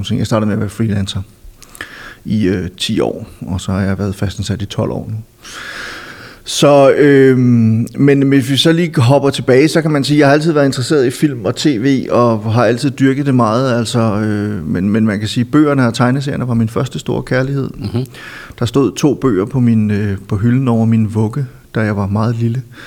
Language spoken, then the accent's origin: Danish; Silkeborg, Central Denmark Region, Denmark; moved away as an adult; also born or lived in Copenhagen; min hjemby Silkeborg